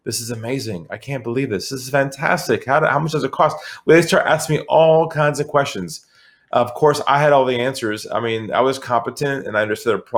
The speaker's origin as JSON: {"language": "English", "town": "San Diego", "region": "California", "country": "United States", "moved": "as an adult", "lives_now": "Sydney, Australia", "said": "So I'm originally from California, from San Diego"}